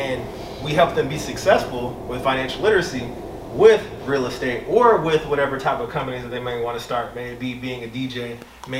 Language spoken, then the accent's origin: English; Atlanta, Georgia, United States; born and raised in Atlanta